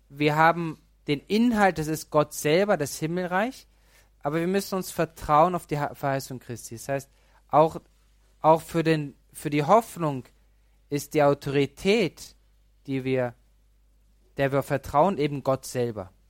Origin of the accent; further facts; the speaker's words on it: Pöcking, Bavaria, Germany; Ich bin aus Pöcking. In Pöcking gab es keine Erscheinung, gibt es auch kein Gnadenbild.